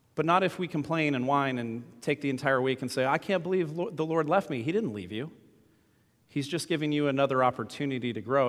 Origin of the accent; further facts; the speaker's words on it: United States; we as American Christians